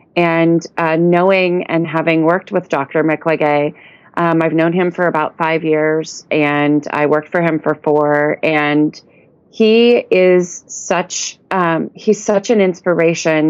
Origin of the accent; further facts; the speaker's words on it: United States; as an American woman